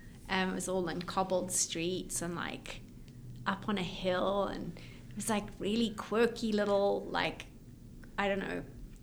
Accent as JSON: {"language": "English", "region": "Bulawayo", "country": "Zimbabwe", "tie": "born or raised there", "also_born_or_lived": "London, United Kingdom / Miami, United States / New York, United States / San Francisco, United States", "moved": "yes", "lives_now": "Lafayette, United States", "said": "I grew up in Zimbabwe in a smallish town called Bulawayo. And we have moved all over."}